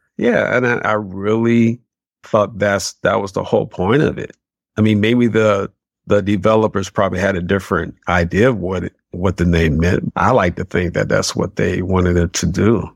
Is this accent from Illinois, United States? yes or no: no; Detroit, Michigan, United States; born and raised in Detroit, on the west side, west side of Detroit